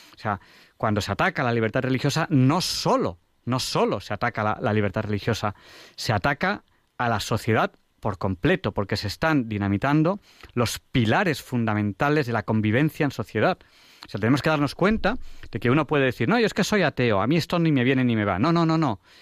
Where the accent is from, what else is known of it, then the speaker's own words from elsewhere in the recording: Catalonia, Spain; now in Madrid, Spain; como catalán